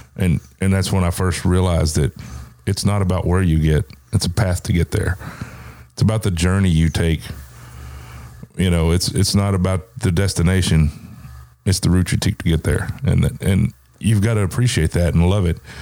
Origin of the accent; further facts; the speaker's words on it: the South, United States; I grew up in the South